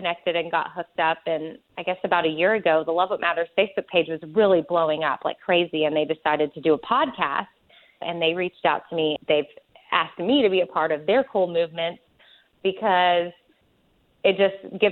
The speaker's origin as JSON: {"language": "English", "town": "Austin", "region": "Texas", "country": "United States", "tie": "born or raised there", "said": "I am from Austin, Texas, born and raised, and lived in the same house my entire life, well, till I was 18"}